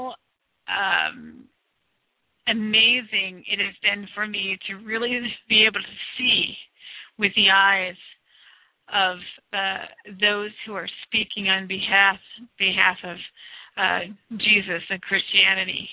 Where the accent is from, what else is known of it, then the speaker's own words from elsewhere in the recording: United States; I am from the United States of America